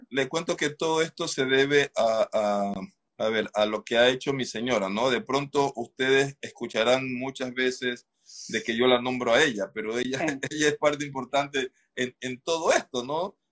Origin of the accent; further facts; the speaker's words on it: Esmeraldas, Ecuador; nosotros nos conocemos, así rapidito les cuento, desde el colegio. Nosotros somos de Esmeralda